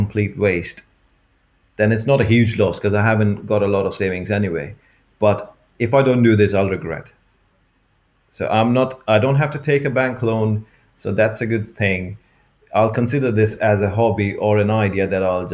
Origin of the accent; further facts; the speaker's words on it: India; moved away as an adult; also born or lived in Norwich; now in United Kingdom; I grew up in India